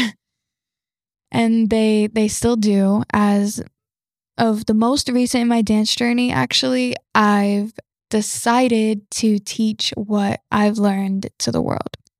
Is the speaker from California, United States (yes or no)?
no; Georgia, United States; also born or lived in Florida; We relocated to Georgia